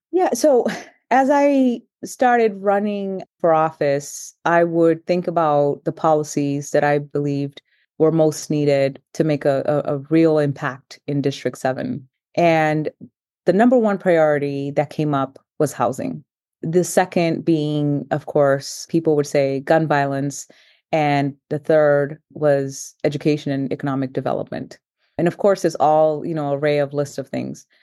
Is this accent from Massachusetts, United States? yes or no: yes; Boston, Massachusetts, United States; English is a second language; also born or lived in Cape Verde; immigrated here at the age of ten, straight to Roxbury